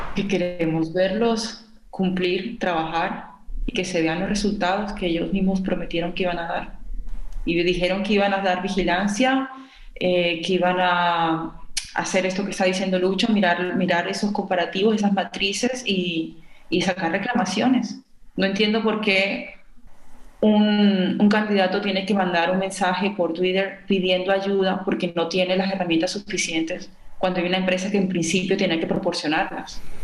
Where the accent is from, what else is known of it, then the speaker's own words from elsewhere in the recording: Colombia; moved away; yo como colombiana del exterior